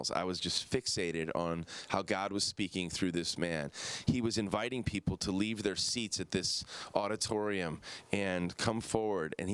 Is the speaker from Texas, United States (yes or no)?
no; Downers Grove, Illinois, United States; sitting in my basement at the home I grew up in in Downers Grove, Illinois